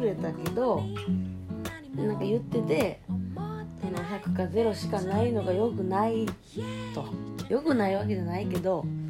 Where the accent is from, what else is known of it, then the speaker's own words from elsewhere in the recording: Kansai, Japan; accent: Kansai-ben; 関西弁を喋ってるから